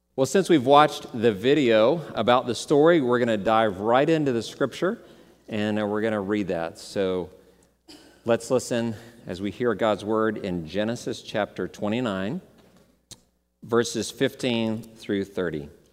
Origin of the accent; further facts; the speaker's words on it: Dallas, Texas, United States; I grew up in Dallas, Texas